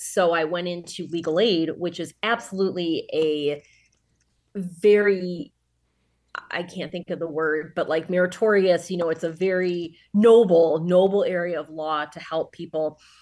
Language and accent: English; Sterling Heights, Michigan, United States; also born or lived in Troy, Michigan / Ann Arbor, Michigan; I was born in the northern suburbs of Detroit, uh, in Sterling Heights, Troy area, um, and then when I was a teenager, my parents got divorced, and mom was still in Sterling Heights, dad was in Troy, so I truly straddled the line, um, growing up